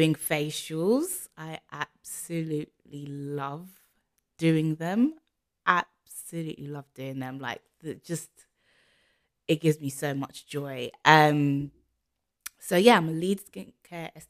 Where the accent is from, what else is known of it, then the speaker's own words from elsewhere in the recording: London, United Kingdom; I am from London, as you can tell from my accent